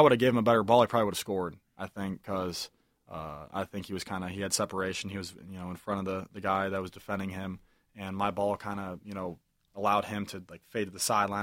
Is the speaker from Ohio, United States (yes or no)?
yes; Ohio, United States; moved away as an adult; I'm from Ohio. I'm not from Michigan